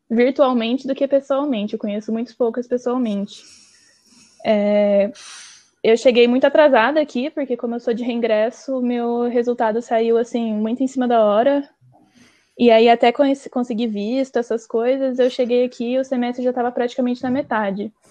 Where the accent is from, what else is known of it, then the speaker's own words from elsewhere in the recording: Londrina, Paraná, Brazil; moved away as an adult; now in Coimbra, Portugal; Eu sou de Londrina, no Paraná.